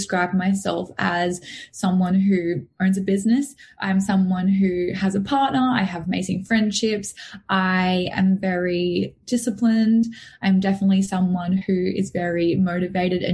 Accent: Noosa, Queensland, Australia; also born or lived in Mooloolaba; I'm from Sunshine Coast, still on the Sunshine Coast, but I was always sort of brought up down Noosa way

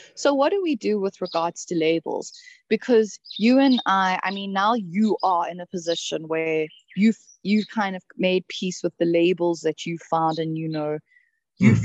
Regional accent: South Africa; moved away; I come from South Africa, old country

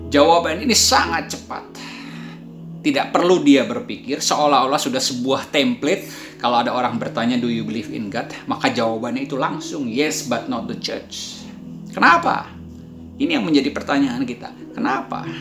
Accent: Indonesia; born there; Ya, jadi Ayah saya menikah dengan orang Indonesia dan saya lahir di Indonesia.

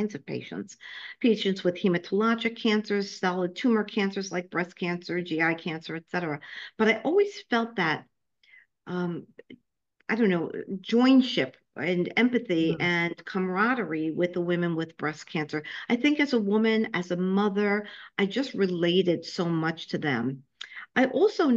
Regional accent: New York City, New York, United States; accent: New York; also born or lived in Florida / Ohio / Nebraska; now in Tampa, United States; I was born and raised in Brooklyn, New York, so I'm sure you can hear my New York accent. However, I've been in Florida for the last 12 years.

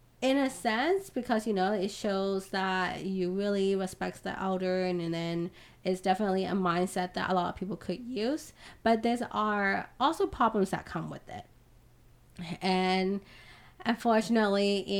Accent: Myanmar; I'm Burmese and I'm from Southeast Asia

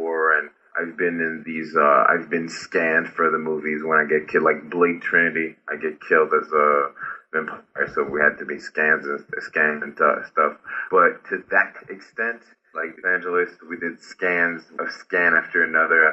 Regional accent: Haiti; English is a second language; moved away; I'm from Haiti, I'm Haitian.

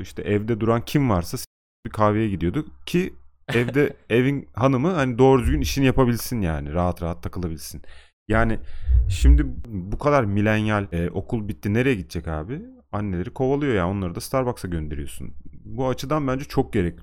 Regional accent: Turkey; bizde nazar da var yani. Türkiye'de

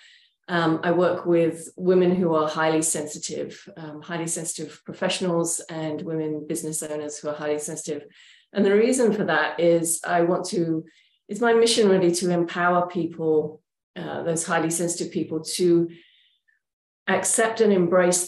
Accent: England, United Kingdom; moved away as an adult; also born or lived in Oregon, United States; now in Portland, United States; I'm originally from England

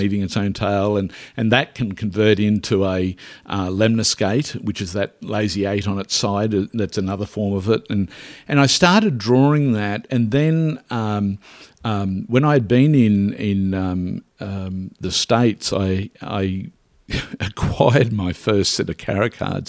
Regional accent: Derby, rural Queensland, Australia; I was born in Derby, uh, which is rural Queensland

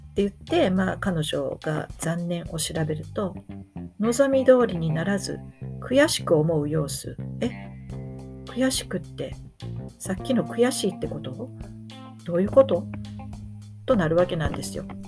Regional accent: Japan; moved away; 日本の実家に里帰りした

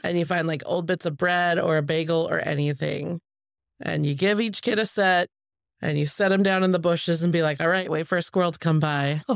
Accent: Spokane, Washington, United States; now in Portland, United States; I grew up in Spokane, Washington

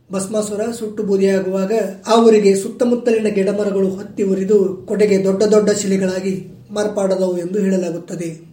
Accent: Bagalkot district, Karnataka, India; ನಮ್ಮ ಜಿಲ್ಲೆ ಬಾಗಲಕೋಟೆಯಿಂದ

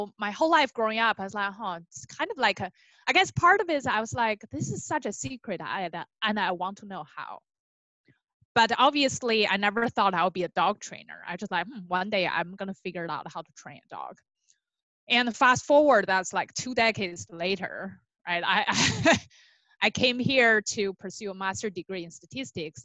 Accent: China; moved away as an adult; now in California, United States; I grew up in China

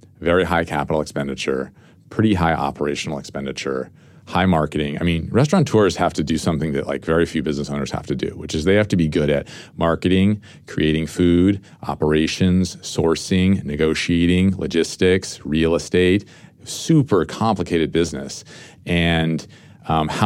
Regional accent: San Francisco, California, United States; I'm from San Francisco

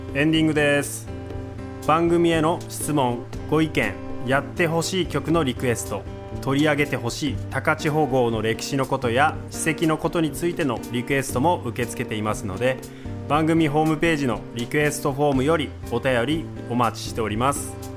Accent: Takachiho, Miyazaki, Japan; 僕の地元の本組地区の神楽

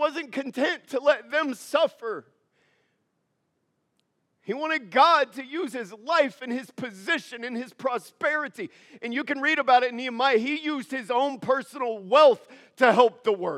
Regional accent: United States; As an American

